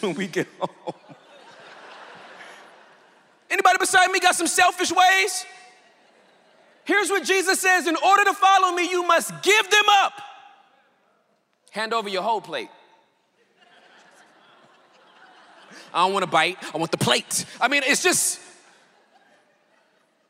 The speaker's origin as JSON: {"language": "English", "country": "United States", "said": "I'm real American."}